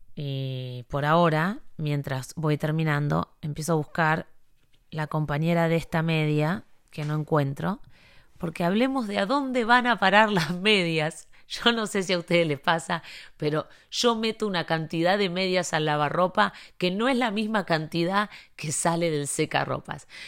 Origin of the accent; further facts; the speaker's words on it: Buenos Aires, Argentina; moved away as an adult; now in Miami, United States; yo soy porteña, capitalina